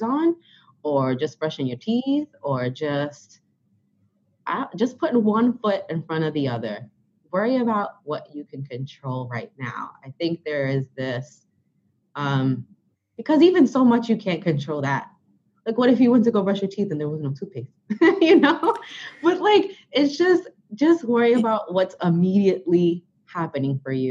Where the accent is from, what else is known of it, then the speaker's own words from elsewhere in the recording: New York City, New York, United States; I am from Brooklyn